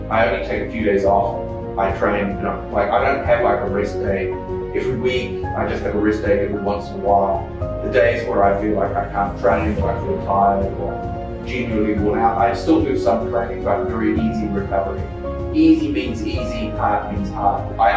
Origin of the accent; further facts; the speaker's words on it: New Zealand; now in Thailand; Uh, I grew up in New Zealand, um, but my mother uh, grew up here in Thailand when she was very young.